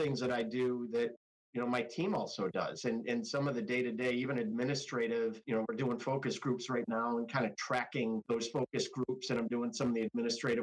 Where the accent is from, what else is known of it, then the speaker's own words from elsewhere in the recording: Rochester, New York, United States; moved away as an adult; also born or lived in Washington, D.C.; Home for me is upstate New York. I grew up in Rochester, New York